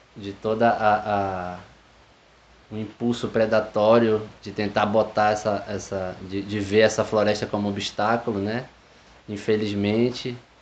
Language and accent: Portuguese; Tucuruí, Pará, Brazil; also born or lived in Rio de Janeiro / Belém; Eu nasci no Rio de Janeiro, vivi até os oito anos lá e vim morar no, no interior do estado do Pará, em Tucuruí, onde eu passei o final da minha infância e adolescência.